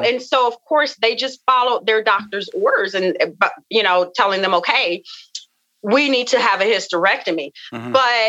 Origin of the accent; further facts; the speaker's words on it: the South, United States; you know, I come from the South. And we come from, you know, a family of just rich cooking, rich foods.